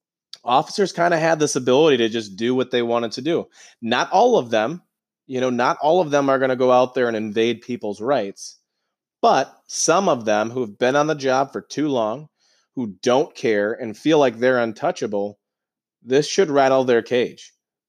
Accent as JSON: {"language": "English", "region": "Georgia", "country": "United States", "tie": "born there", "moved": "yes", "said": "Originally, I was born in Georgia, but to be in your now hometown and to be walking the streets"}